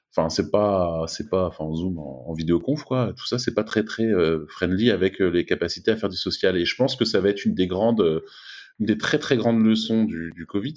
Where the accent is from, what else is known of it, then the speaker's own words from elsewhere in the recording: France; moved away as an adult; now in Silicon Valley, United States; quand j'étais en France